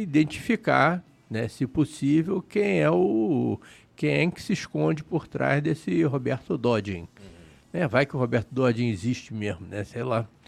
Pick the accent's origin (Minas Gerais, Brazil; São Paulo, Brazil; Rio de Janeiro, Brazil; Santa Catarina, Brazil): Rio de Janeiro, Brazil; É a casa do Flamengo, é onde eu fui criado, né? eu morava ali perto